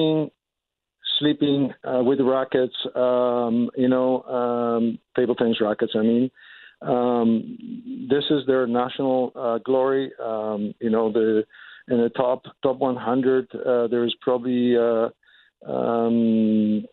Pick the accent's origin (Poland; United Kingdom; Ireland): Poland; moved away as an adult; also born or lived in Germany; now in Winnipeg, Canada; I'm originally from Poland